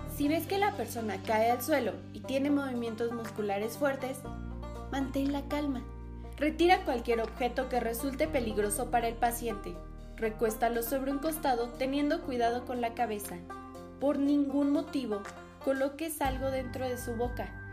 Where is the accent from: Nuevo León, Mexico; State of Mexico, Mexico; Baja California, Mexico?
State of Mexico, Mexico; soy del Estado de México